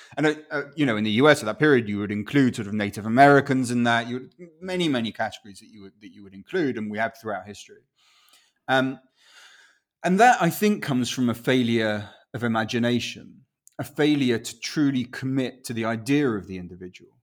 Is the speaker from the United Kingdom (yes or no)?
yes; Winchester, South East England, United Kingdom; first language Spanish; English is a second language; also born or lived in Chile; now in London, United Kingdom; I was born in Winchester, and then we went off to live in Chile, and then we went back to Winchester.